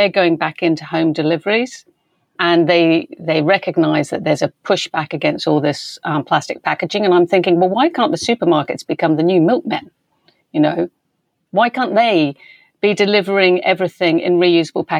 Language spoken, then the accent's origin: English; West Country, South West England, United Kingdom; moved away; I grew up in the West Country